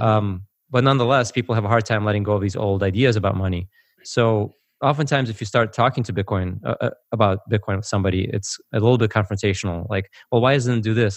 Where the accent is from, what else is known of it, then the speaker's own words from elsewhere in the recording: United States; also born or lived in former Soviet Union; I grew up in America, but I actually came from the former Soviet Union. So, uh, I came over in nineteen eighty-nine